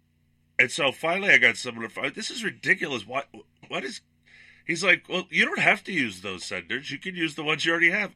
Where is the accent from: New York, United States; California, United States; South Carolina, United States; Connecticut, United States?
New York, United States; Long Island; moved away; I grew up in Long Island, New York